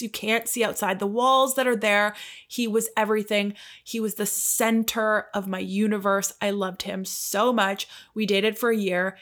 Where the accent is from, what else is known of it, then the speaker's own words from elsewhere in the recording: Canada; I'm Canadian.